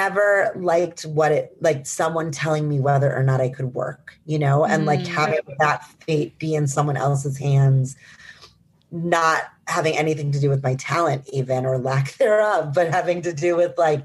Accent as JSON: {"language": "English", "town": "Milwaukee", "region": "Wisconsin", "country": "United States", "also_born_or_lived": "New York", "moved": "as an adult", "said": "I'm from Milwaukee, Wisconsin"}